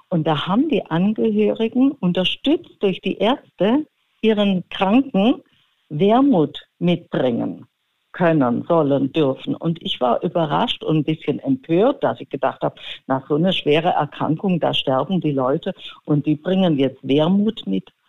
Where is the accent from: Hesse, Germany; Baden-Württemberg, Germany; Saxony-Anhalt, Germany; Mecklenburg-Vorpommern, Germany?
Baden-Württemberg, Germany; Stuttgart; Und mein Onkel war der Dorfarzt in Stuttgart-Seelenbuch, wo ich aufgewachsen bin.